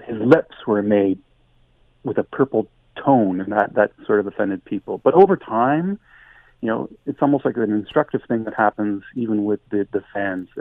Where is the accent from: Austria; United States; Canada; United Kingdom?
Canada; we're Canadian